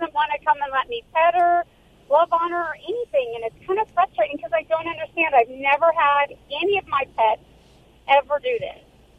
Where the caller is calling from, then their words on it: Orange County, California, United States; I'm calling from Orange County, California.